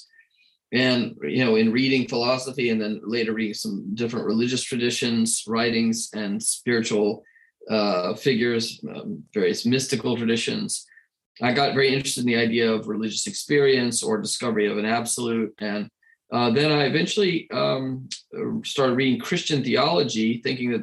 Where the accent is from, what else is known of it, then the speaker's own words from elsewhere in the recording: Atlanta, Georgia, United States; now in Vatican City; I was born in Atlanta